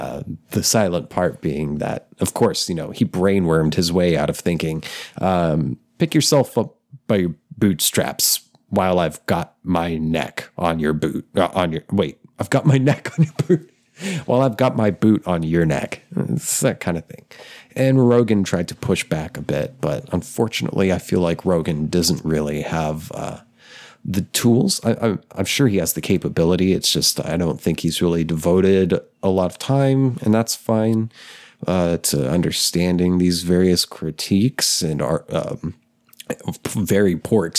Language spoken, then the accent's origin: English; Chipley, Florida, United States; I am from Chipley, Florida.